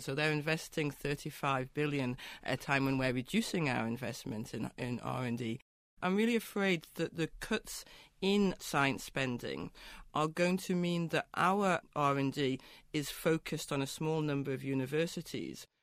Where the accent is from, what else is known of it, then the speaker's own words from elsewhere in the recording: Newcastle upon Tyne, North East England, United Kingdom; Newcastle, my hometown